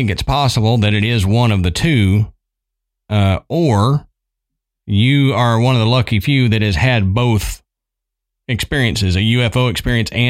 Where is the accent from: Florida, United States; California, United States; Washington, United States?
California, United States; Yorba Linda; I grew up in Yorba Linda, California, which is in North Orange County in Southern California.